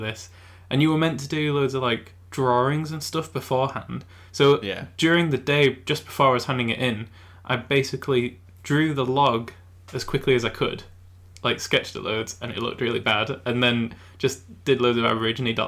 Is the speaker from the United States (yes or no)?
no; England, United Kingdom; accent: English; my real accent is English